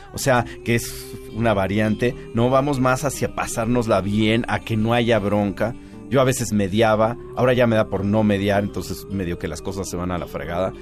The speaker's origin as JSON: {"language": "Spanish", "country": "Mexico", "said": "a pesar de que soy mexicano, que mi mamá es de Tamaulipas"}